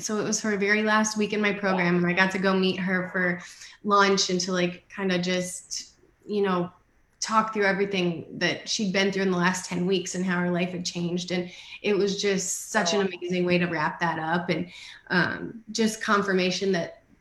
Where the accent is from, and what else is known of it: Iowa, United States; born or raised there; moved away